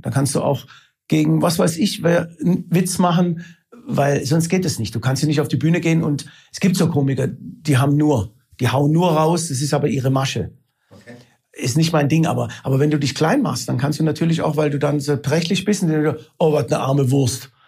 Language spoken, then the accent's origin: German; Isny, Baden-Württemberg, Germany; moved away as an adult; Ich komme aus Isny im Allgäu, war da 18 Jahre lang und bin also quasi halb Schwabe und halb Italiener